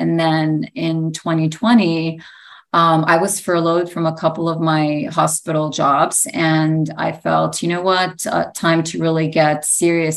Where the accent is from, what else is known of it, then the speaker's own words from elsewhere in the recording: New York, United States; My story is I was born in New York. My parents came from Greece